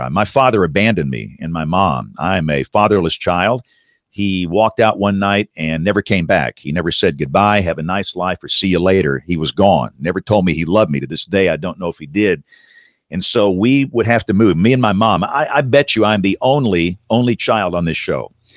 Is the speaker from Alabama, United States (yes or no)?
yes; Tuscaloosa, Alabama, United States; growing up in Tuscaloosa, Alabama in the decade of the seventies.